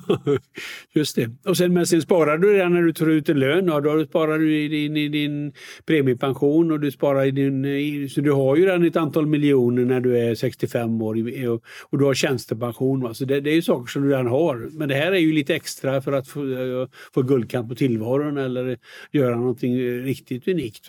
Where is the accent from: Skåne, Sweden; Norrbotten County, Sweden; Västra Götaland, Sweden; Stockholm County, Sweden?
Västra Götaland, Sweden; Västergötland; moved away as an adult; also born or lived in United States; när jag kommer från eh, Västergötland och då säger vi lite räcker, mycket går åt.